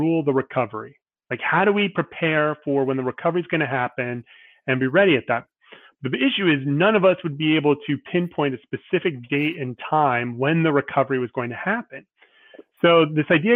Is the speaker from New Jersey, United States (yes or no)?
yes; New Jersey, United States; also born or lived in Arizona / Ohio; I was born in Arizona, lived in Ohio as a kid, but you know, 30 plus years in New Jersey. So Okay. Yeah, I would consider myself a New Jersey native.